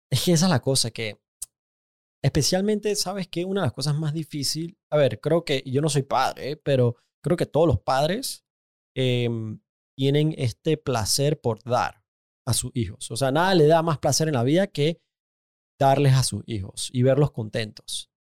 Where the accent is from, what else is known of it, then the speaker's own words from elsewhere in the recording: Panama; yo soy panameño, yo nací en Panamá